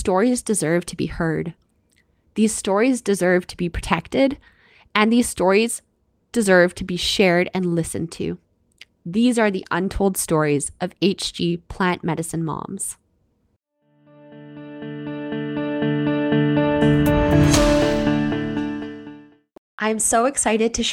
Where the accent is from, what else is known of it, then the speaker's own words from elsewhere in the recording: Canada; I'm your Canadian host